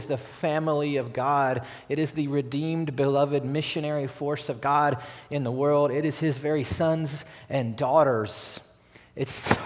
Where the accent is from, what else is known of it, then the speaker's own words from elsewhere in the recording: Batesville, Arkansas, United States; I'm from Batesville, Arkansas